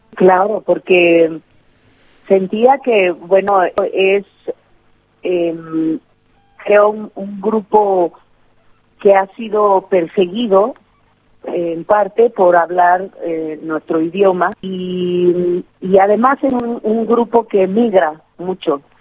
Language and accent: Spanish; Oaxaca, Mexico; es un hábito bien mexicano y bien oaxaqueño de, siempre decir eh, las cosas en, en plural porque em, no, no se acostumbra a ser individualista en este sur de México de donde yo soy